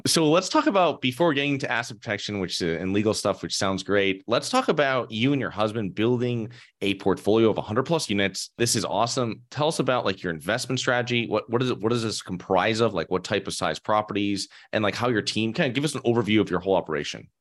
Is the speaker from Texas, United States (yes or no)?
no; Connecticut, United States; moved away; I'm originally from Connecticut